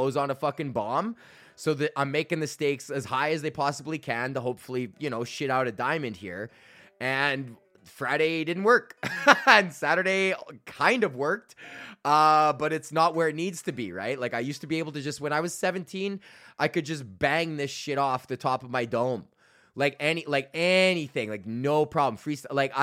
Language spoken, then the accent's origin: English; Canada; I'm Canadian